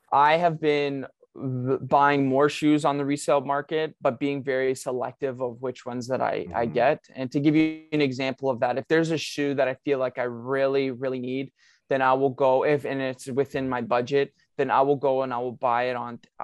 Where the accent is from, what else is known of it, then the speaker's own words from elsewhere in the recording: Canada; as a Canadian, for us as Canadians